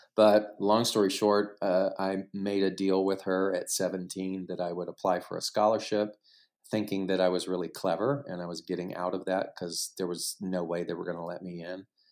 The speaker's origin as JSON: {"language": "English", "region": "Southeast Texas", "country": "United States", "tie": "born or raised there", "also_born_or_lived": "New York City / Los Angeles", "moved": "as an adult", "said": "growing up in Southeast Texas"}